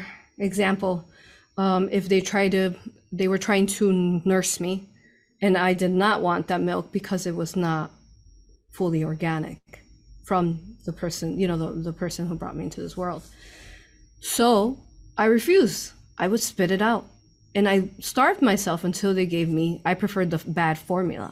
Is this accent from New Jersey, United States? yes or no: no; Chicago, Illinois, United States; I grew up in Chicago.